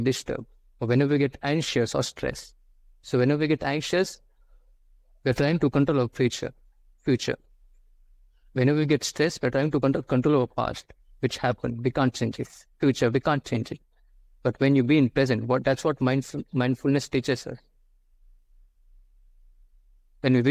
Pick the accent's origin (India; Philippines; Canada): India; I'm from India